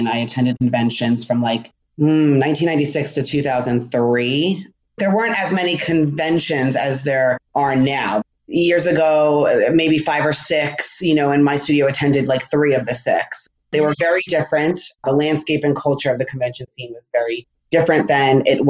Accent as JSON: {"language": "English", "region": "New Jersey", "country": "United States", "tie": "born or raised there", "said": "I grew up dancing in New Jersey"}